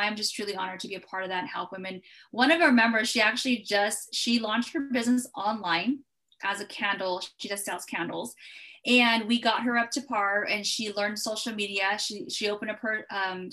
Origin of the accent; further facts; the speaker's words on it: California, United States; I'm from California.